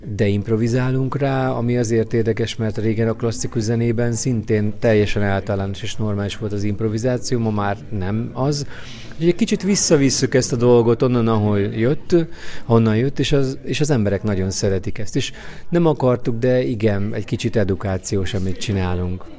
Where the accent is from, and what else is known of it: Hungary